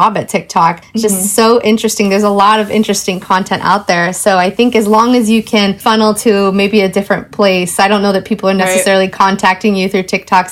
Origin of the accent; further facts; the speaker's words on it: Portland, Oregon, United States; I was born and raised in Portland.